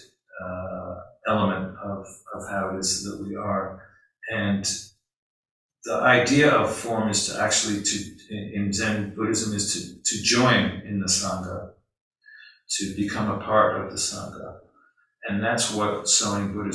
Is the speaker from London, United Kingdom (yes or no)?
yes; London, United Kingdom; moved away; I grew up in London, and being a member of the working class, in England